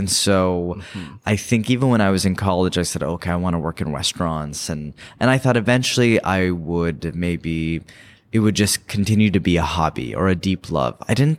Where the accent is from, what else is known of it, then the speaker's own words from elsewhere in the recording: Bay Area, California, United States; moved away; growing up in the Bay Area.